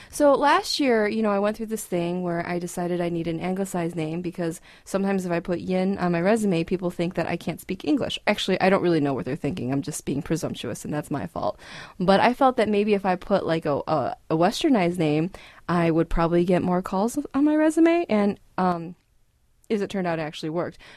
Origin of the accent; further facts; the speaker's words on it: Chicago, Illinois, United States; moved away; Oh, I'm from Chicago.